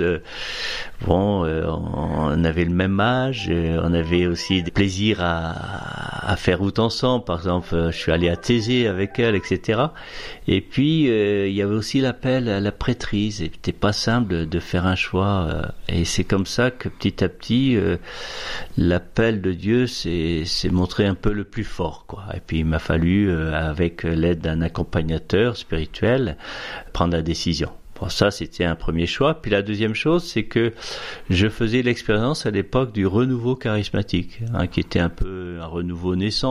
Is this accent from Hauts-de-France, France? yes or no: yes; Boulogne-sur-Helpe, Hauts-de-France, France; moved away; also born or lived in Somme; j'ai vécu toute mon enfance dans la région de l'Avenois, un pays de bocage, une petite Normandie, on pourrait dire, un pays, d'élevage, la Vénois, et j'ai habité un, petit village qui s'appelle Boulogne-sur-Helpe, à 5 km d'Avennes-sur-Helpe